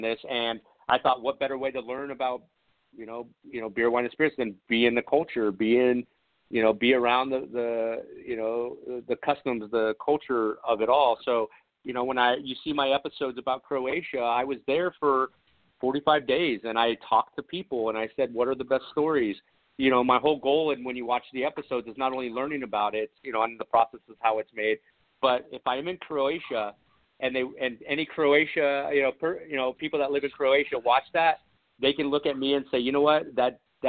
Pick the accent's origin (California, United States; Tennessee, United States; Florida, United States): California, United States; San Dimas; now in San Diego, United States; I was born and raised in, you know, in California